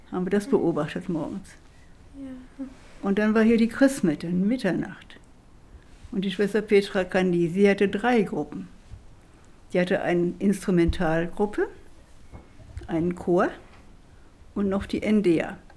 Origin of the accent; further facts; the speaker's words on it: Schwitten, North Rhine-Westphalia, Germany; Und ich bin ja in Schwitten groß geworden.